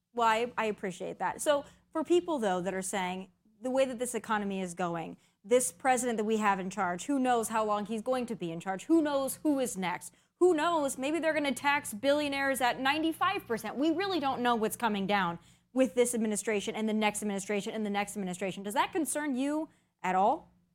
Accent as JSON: {"language": "English", "region": "South Dakota", "country": "United States", "tie": "born or raised there", "said": "I grew up in South Dakota"}